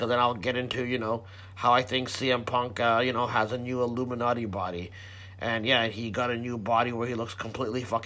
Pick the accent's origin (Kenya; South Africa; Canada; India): Canada; I'm Canadian